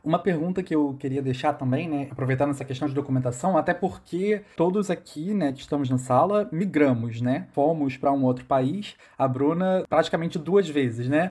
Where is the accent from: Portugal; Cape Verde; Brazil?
Brazil; Niterói, Rio de Janeiro; Eu sou de Niterói, no Rio de Janeiro